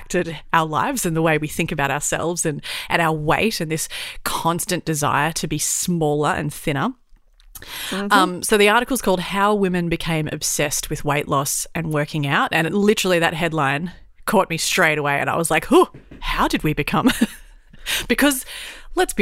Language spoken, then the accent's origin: English; Brisbane, Queensland, Australia; growing up in Brisbane, it's stinking hot